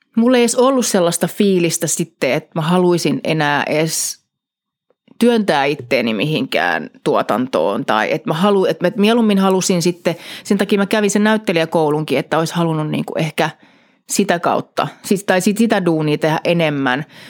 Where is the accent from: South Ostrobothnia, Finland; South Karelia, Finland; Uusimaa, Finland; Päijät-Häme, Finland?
Uusimaa, Finland; Helsinki; moved away as an adult; Helsingissä Kannelmäestä kotoisin kuule getosta.